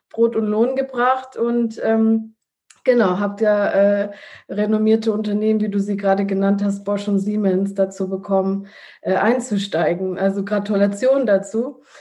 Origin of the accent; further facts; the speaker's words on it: Italy; ich als Italienerin bin sowieso äh, Esserin